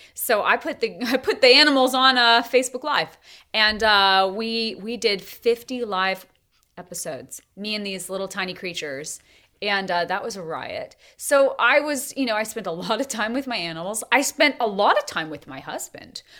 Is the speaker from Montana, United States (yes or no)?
yes; Montana, United States; also born or lived in Tennessee; now in North Carolina, United States; we raised cattle growing up in Montana